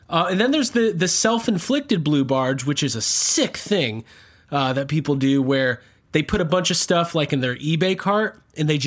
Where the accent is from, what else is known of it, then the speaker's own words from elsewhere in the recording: New Orleans, Louisiana, United States; I'm like from New Orleans. I'm like one of those New Orleans